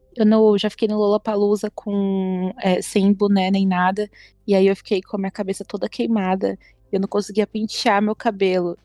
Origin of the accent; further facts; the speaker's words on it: Brazil; a gente é brasileiro